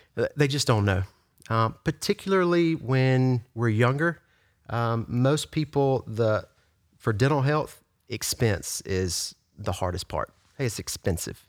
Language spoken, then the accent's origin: English; Yazoo City, Mississippi, United States; also born or lived in Brandon, Mississippi / Flowood, Mississippi; I'm from Yazoo City.